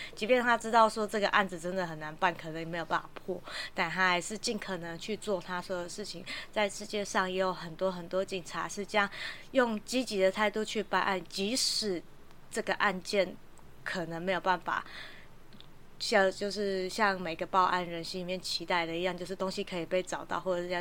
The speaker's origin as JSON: {"language": "Chinese", "country": "Taiwan", "said": "我们台湾人"}